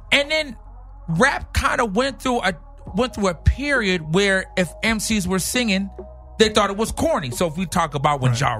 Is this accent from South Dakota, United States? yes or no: no; St. Louis, Missouri, United States; moved away as an adult; also born or lived in Long Beach, California; I was born in St. Louis, Missouri.